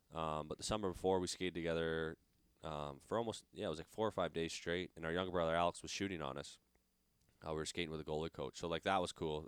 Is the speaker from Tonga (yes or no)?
no; Canada; now in United States